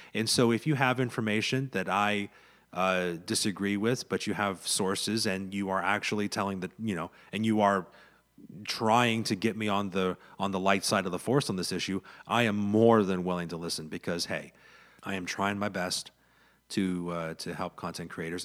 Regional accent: central Pennsylvania, United States; own a small business here in, here in my hometown. in central Pennsylvania

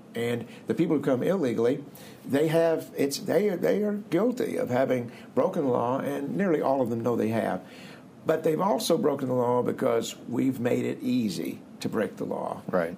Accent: Marshfield, Missouri, United States; moved away as an adult; also born or lived in Columbia, Missouri / Grand Rapids, Michigan / Cincinnati, Ohio / Dallas, Texas; I grew up in the Missouri Ozarks, not all that far away, uh, near Springfield, little town of Marshfield, Missouri, uh, 2,500 people

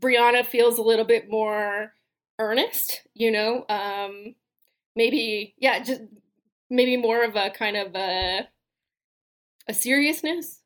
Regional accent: California, United States; I am a Californian.

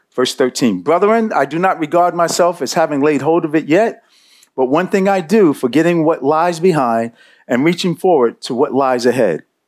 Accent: New York City, New York, United States; I grew up in Bed Stuy. Uh, I grew up not too far from here.

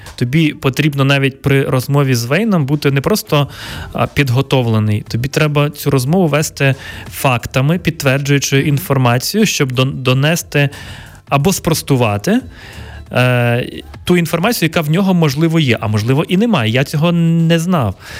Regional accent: Ivano-Frankivsk Oblast, Ukraine; мого рідного міста на Івано-Франківщині

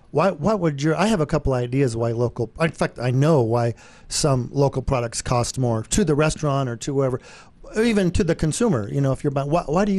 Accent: Brighton, Colorado, United States; I grew up in Brighton on a farm

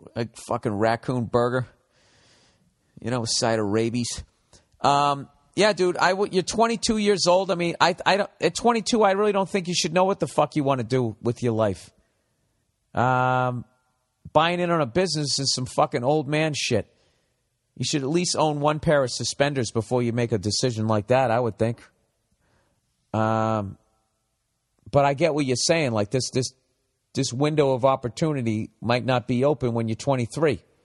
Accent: United States; as an American

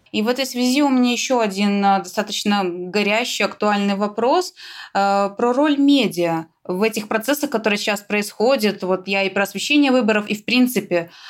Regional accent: Belarus; мы, белорусы

